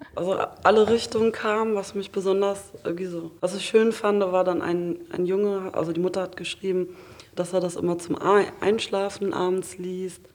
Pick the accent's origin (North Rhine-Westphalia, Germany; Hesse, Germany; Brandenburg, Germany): Hesse, Germany; near Frankfurt; moved away as an adult; now in Hamburg, Germany; ich komme aus der Nähe von Frankfurt